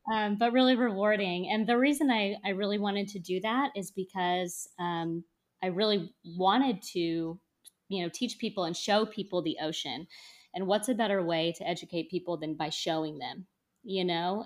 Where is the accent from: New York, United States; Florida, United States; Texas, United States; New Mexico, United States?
Texas, United States; North; also born or lived in Austin, Texas; I'm from Texas. I'm from a town in, in North Texas